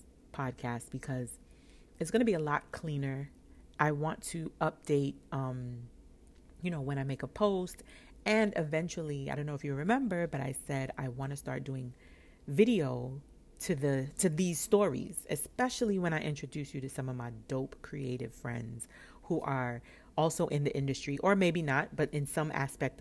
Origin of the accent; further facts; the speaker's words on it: New York, United States; I'm from New York